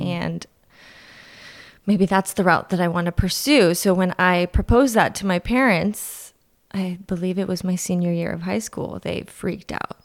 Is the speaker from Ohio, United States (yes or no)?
no; Fremont, California, United States; moved away as an adult; also born or lived in Orange County / San Diego; now in Santa Ynez, United States; I grew up in Fremont. It's in the Bay Area, NorCal